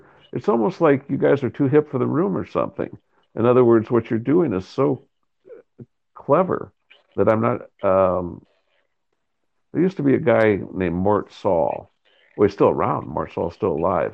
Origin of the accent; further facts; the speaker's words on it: Spencer, Iowa, United States; moved away; I grew up in Spencer, Iowa.